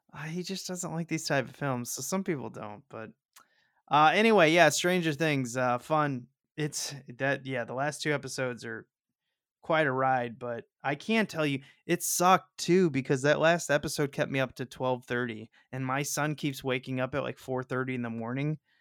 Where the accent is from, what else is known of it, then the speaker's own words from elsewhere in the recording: St. Louis, Missouri, United States; I'm from Saint Louis